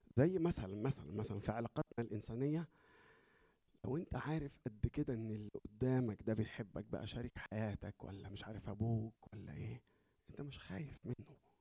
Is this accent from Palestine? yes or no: no; Egypt; احنا عندنا في مصر